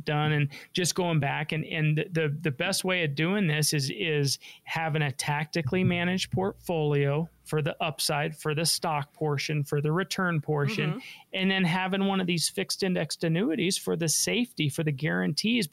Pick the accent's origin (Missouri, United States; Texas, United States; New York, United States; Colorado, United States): Colorado, United States; Denver; I was born and raised here in Denver.